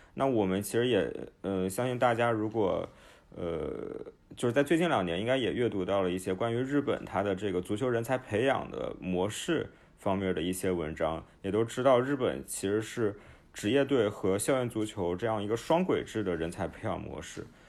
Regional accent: Nanjing, Jiangsu, China; 我是出生在南京的，而且我之前大部分的时间都在南京

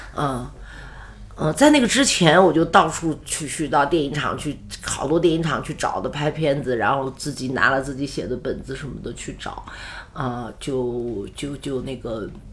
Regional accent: Yinchuan, Ningxia, China; 我们祖籍在河北沧州嘛，嗯。啊，也是直宁过去的，支援大西北过，哦。嗯。过到现在，我是生在宁夏，我是地道宁夏人

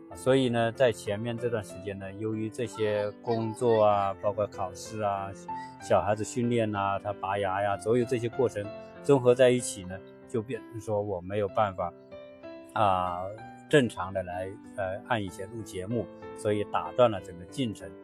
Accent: China; now in United States; 我们中国人

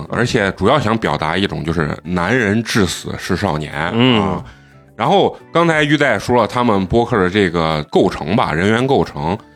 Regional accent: Xi'an, Shaanxi, China; 咱们西安人

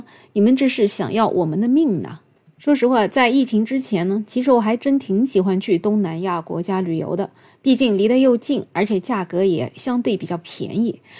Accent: China; 我们中国人

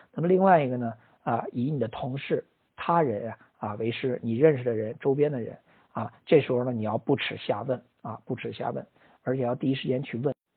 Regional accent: China; 我们中国人呢比较喜欢这种混沌一点儿的

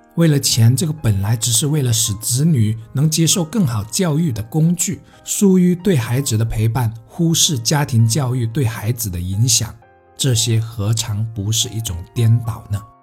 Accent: Heyuan, Guangdong, China; moved away as an adult; 从广州搬回我家乡所在的城市，河源

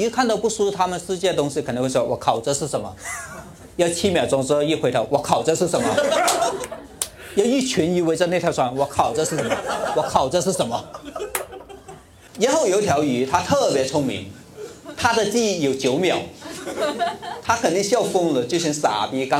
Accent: Guangdong, China; 你要知道，它是只乌龟，而我是广东人，我就买点红枣枸杞处理了。

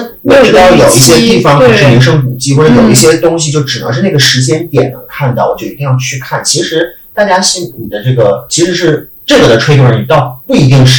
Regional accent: Harbin, Heilongjiang, China; now in Shanghai, China; 我是哈尔滨人，

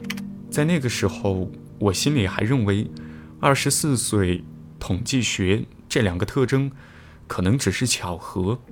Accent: Leshan, Sichuan, China; 我们的老家在四川乐山。每次假期回去，我们最大的乐趣就是玩麻将。

